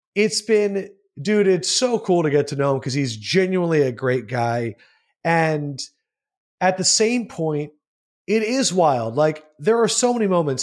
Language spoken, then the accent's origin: English; Southampton, Pennsylvania, United States; moved away as an adult; also born or lived in Syracuse, New York / Hastings, Nebraska / Louisville, Kentucky; I'm from Bucks County. I grew up in Southampton and Holland